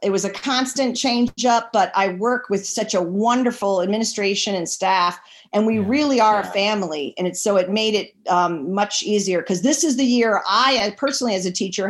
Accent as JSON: {"language": "English", "town": "Washington", "region": "District of Columbia", "country": "United States", "tie": "born or raised there", "said": "I was born and raised in Washington, D.C."}